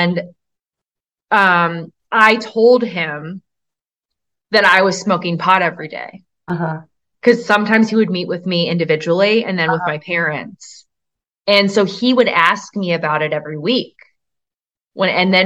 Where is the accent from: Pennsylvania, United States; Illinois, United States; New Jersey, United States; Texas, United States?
Pennsylvania, United States; Bryn Mawr; I grew up outside of Philly in Bryn Mawr